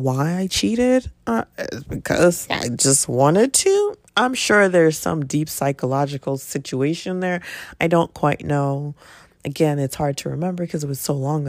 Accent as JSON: {"language": "English", "town": "Philadelphia", "region": "Pennsylvania", "country": "United States", "tie": "born or raised there", "said": "typical 19, 20 year old growing up in Philly"}